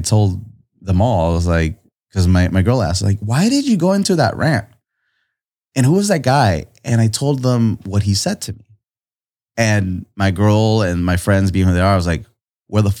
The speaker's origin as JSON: {"language": "English", "town": "Tijuana", "region": "Baja California", "country": "Mexico", "tie": "born there", "said": "My family's from here. I was born in Tijuana. We crossed the border every day at three in the morning to go to this ghetto ass school"}